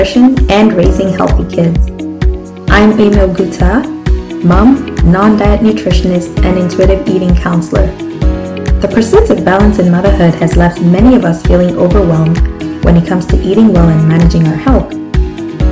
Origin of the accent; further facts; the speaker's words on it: Nigeria; moved away as an adult; now in Canada; when I was growing up in Nigeria